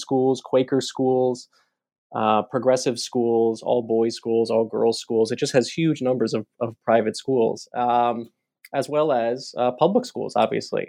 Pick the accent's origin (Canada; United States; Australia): United States; Baltimore, Maryland; I grew up in Baltimore, uh, not, not too far from Washington, D C